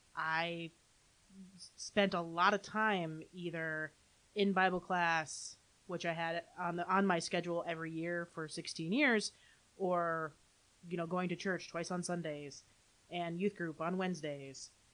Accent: Holland, Michigan, United States; also born or lived in Grand Rapids, Michigan / Saratoga Springs, New York; Grew up in Holland, Michigan

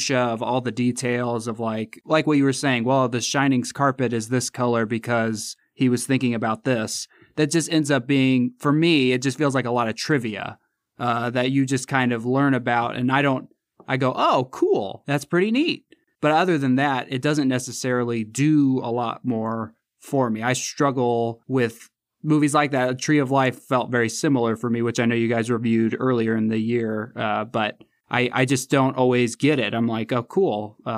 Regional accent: Indiana, United States; I'm from Central Indiana

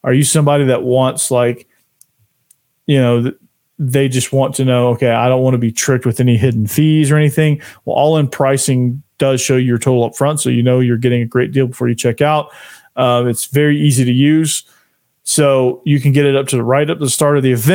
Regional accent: Atlanta, Georgia, United States; I grew up in Atlanta, Georgia.

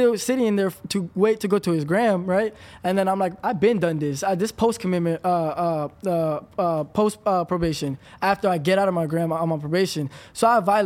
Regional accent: Palm Beach County, Florida, United States

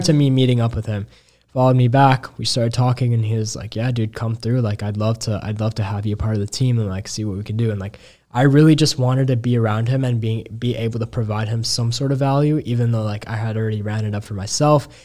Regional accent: Chicago, Illinois, United States; I was young from Chicago

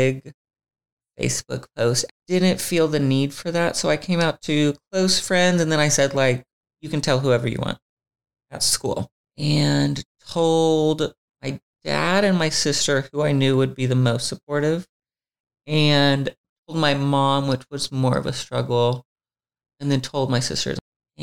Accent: Alma, Arkansas, United States; moved away as an adult; now in Los Angeles, United States; I grew up in Alma, Arkansas, and it had about 3,000 people.

